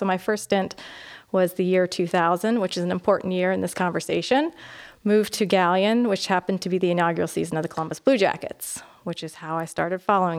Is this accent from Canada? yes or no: yes; Canada; accent: Canadian; But I have lived all over. But my friends and family will tell you that if I get tired or angry, then I sound more Canadian.